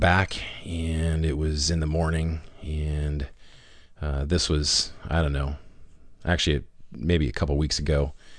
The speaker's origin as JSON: {"language": "English", "area": "Rogue Valley", "region": "Oregon", "country": "United States", "said": "we're from the Rogue Valley"}